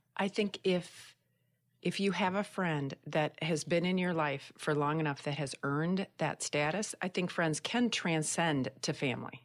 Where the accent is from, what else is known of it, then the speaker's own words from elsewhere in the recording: Michigan, United States; I hail from Michigan